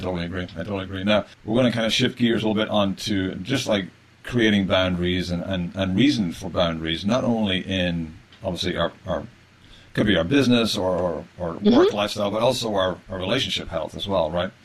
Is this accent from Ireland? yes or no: yes; Ireland; I'm an Irish male, uh, Irish Catholic male originally